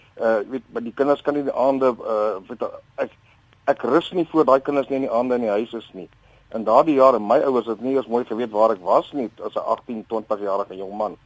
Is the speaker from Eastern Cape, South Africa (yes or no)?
no; Winburg, Free State, South Africa; moved away; my geboortedorp daar in die, in die Vrystaat Winburg